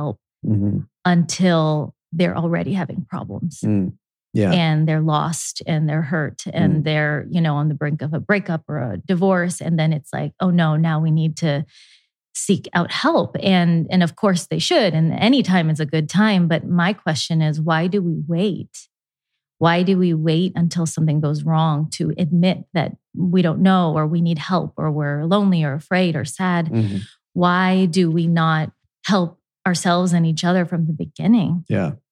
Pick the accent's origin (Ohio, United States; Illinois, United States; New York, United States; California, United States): Ohio, United States; Dayton; So I was born and raised in Dayton, Ohio, and my parents are from India